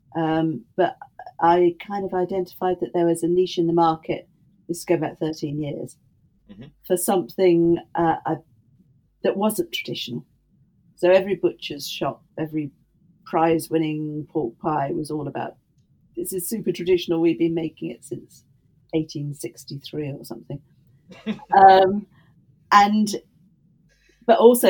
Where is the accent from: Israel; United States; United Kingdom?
United Kingdom; the Midlands, England; I grew up in the Midlands